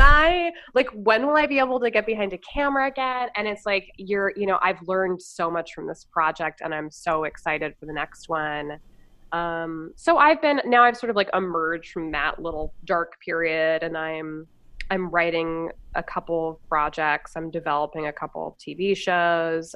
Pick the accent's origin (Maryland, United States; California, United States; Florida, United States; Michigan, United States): California, United States; Los Angeles; moved away as an adult; also born or lived in New York / Western Montana; I grew up in L.A.